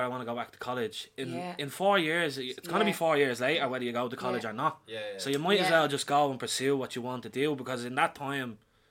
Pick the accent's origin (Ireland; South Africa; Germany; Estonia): Ireland; Dublin, Leinster; also born or lived in Pearse Street, Dublin / Ringsend, Dublin; I'm originally from Pear Street, like, the big flats in Pear Street, but then I moved down the Ring's End